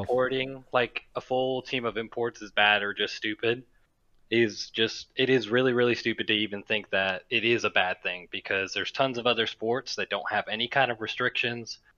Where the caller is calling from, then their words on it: Gulf Shores, Alabama, United States; I'm calling from Gulf Shores, Alabama